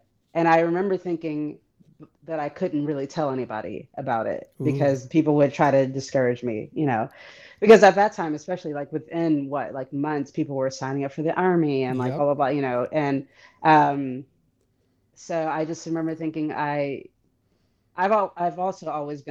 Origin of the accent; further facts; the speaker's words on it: Detroit, Michigan, United States; I'm from Detroit where there's like the largest population of Arabs outside the Middle East